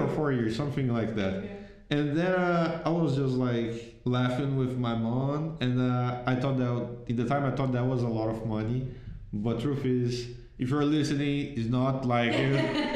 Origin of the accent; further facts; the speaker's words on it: Itaboraí, Rio de Janeiro, Brazil; English is a second language; moved away as an adult; now in Iceland; I came from Jardim Catarina, Itaboraí